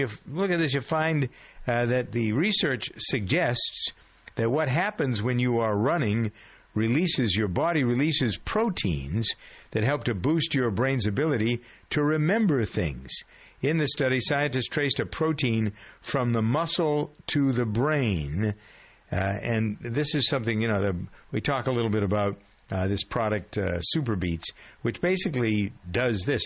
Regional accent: Framingham, Massachusetts, United States; my hometown of Framingham

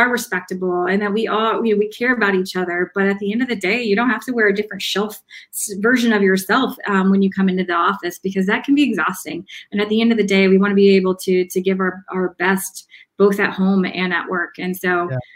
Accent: the South, United States; I'm I'm from the South. I um, I had a very strong accent.

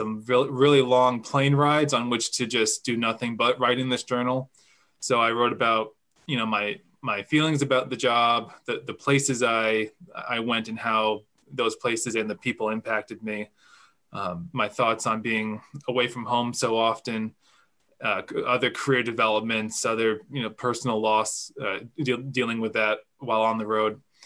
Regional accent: Freedom, Maine, United States; So I grew up in Maine. I'm from a small town in central Maine called Freedom

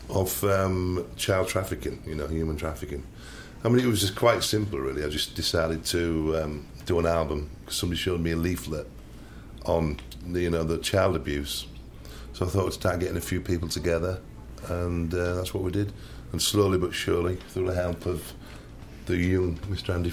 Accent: Hull, Yorkshire and the Humber, United Kingdom; I'm from Hull in Yorkshire.

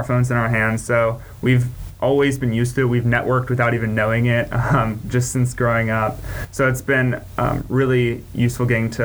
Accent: the South, United States; growing up in the South

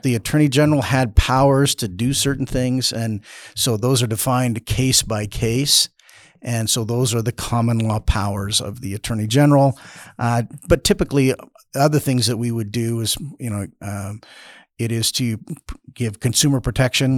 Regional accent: Caldwell, Idaho, United States; I was born in Caldwell. I've lived my life in, uh, Idaho

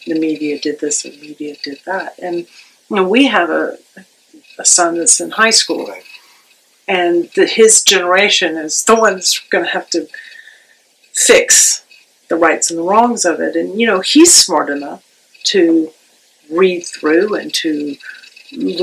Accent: Charleston, South Carolina, United States; moved away as an adult; also born or lived in Nashville / Pittsburgh; I grew up in Charleston

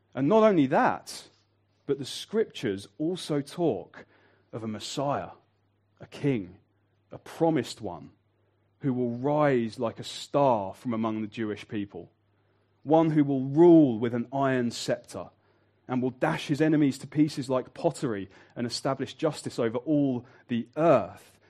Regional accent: Birmingham, West Midlands, United Kingdom; I'm from Birmingham

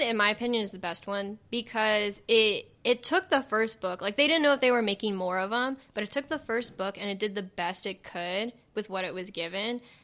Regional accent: the Valley, California, United States; accent: Valley; I do have a Valley accent

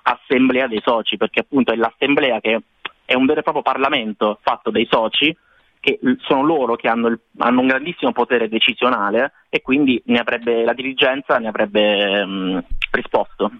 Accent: Italy; siamo in due dall'Italia

